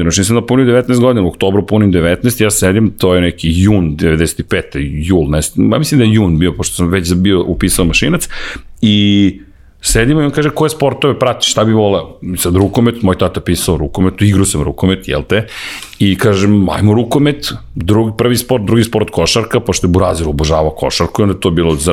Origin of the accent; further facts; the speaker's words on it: Belgrade, Serbia; Da, ozbiljno sam odrastao u Zemunu.